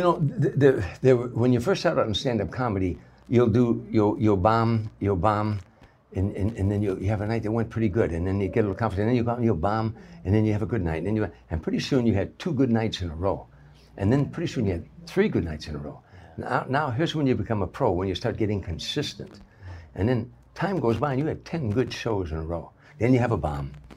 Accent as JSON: {"language": "English", "town": "Harvey", "region": "Illinois", "country": "United States", "tie": "born or raised there", "said": "I grew up in Harvey"}